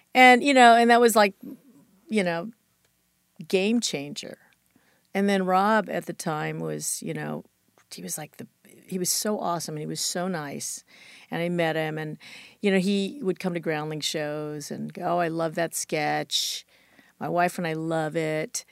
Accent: Chula Vista, California, United States; I grew up in Chula Vista, which is south of San Diego

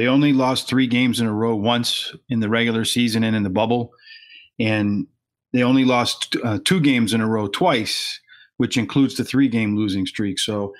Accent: the Poconos, Pennsylvania, United States; I grew up in the Poconos and all we used to get was the channels out of New York.

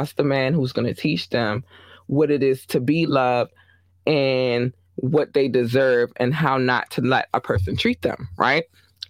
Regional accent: Baltimore, Maryland, United States; he's from NYC. I'm from Baltimore.

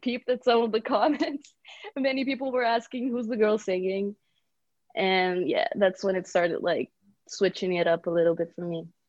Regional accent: Brazil; moved away as an adult; also born or lived in Bulgaria; now in Los Angeles, United States; I was born in Bulgaria and then I moved to Brazil when I was a kid, four years old. I was raised there.

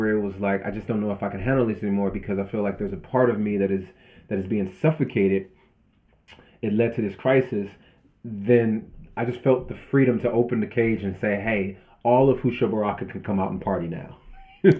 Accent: Southern California, United States; I grew up in Southern California, in kind of like gang culture

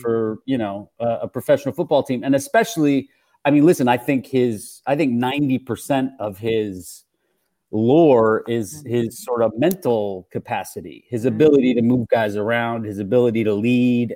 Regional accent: Canada; I'm Canadian and I grew up in the early 90s

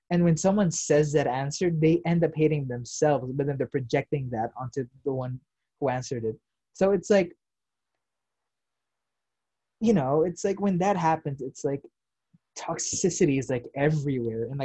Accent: United States; I am, you know, I'm Filipino American given. Uh, it's just the fact that I didn't grow up here, so I'm not used to the toxicity.

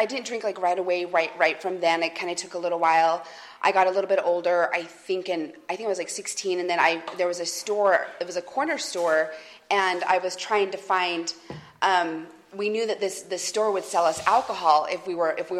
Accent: Salt Lake City, Utah, United States; I'm originally from Utah, from Salt Lake City, Utah.

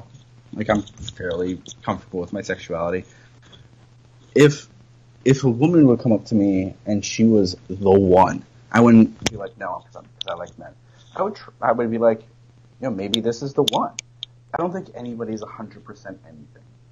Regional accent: Lancaster, Pennsylvania, United States; Lancaster, Pennsylvania, my hometown

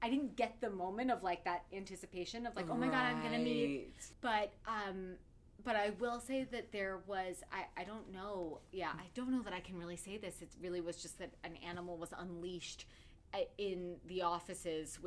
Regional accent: New York, United States; I grew up in New York

